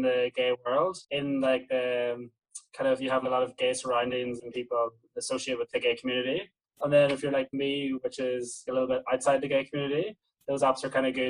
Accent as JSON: {"language": "English", "region": "Northern Ireland", "country": "United Kingdom", "also_born_or_lived": "Berlin", "moved": "yes", "lives_now": "Australia", "said": "I'm from Northern Ireland"}